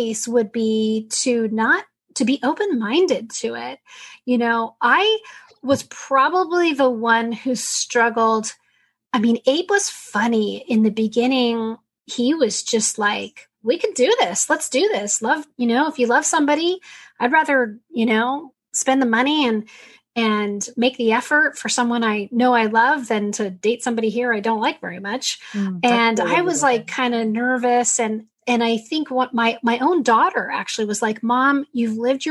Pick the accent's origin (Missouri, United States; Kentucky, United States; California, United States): California, United States; San Diego; We're San Diego kids. We grew up in San Diego